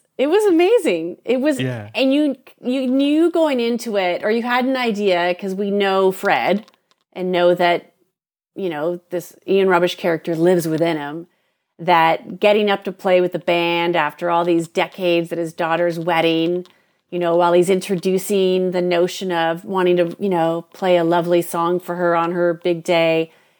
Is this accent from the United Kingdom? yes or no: no; Canada; I'm Canadian.